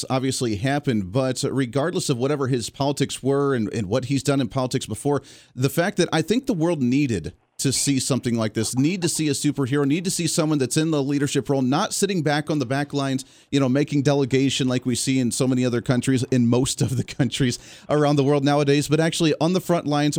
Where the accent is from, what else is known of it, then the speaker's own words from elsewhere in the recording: Ohio, United States; I grew up in the Ohio area